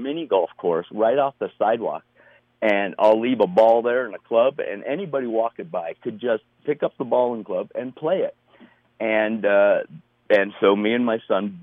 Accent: Colorado, United States; growing up around Colorado

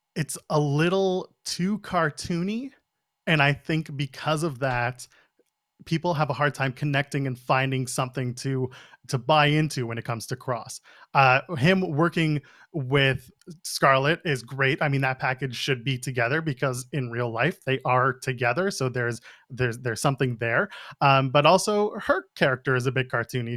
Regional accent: Ottawa, Ontario, Canada; I grew up in Ottawa.

